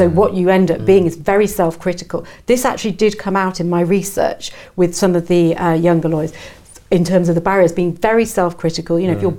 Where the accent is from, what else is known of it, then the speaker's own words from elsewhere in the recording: North East England, United Kingdom; I grew up in the northeast, very cold, grey and cold in the winter, but I love the sun.